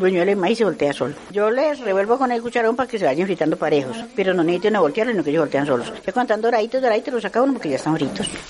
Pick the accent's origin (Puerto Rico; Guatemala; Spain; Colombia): Colombia; Medellín, Antioquia; soy de la Cruz, del sector de Los Alticos